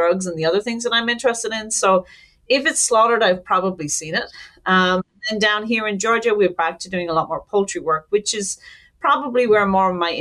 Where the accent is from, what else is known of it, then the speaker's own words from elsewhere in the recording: Ireland; moved away as an adult; now in United States; I'm Irish, born and raised